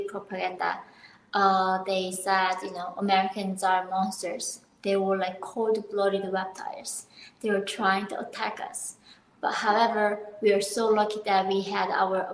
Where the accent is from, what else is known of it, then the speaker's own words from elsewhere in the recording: North Korea; now in United States; I was born in North Korea in 1993 in the border, like northern part of Korea